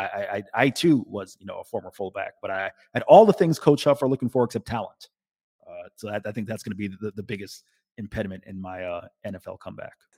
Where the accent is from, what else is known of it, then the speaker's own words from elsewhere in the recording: Tampa, Florida, United States; Tampa, my hometown